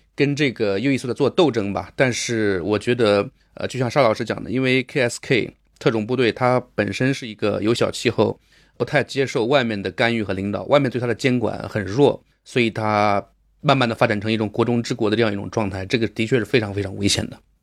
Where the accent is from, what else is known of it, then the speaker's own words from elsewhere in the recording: China; 我们中国人作为看客